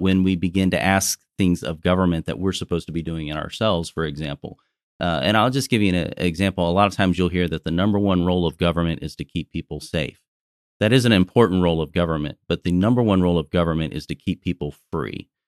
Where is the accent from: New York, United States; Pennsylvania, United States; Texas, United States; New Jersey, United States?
Texas, United States; I'm a Texan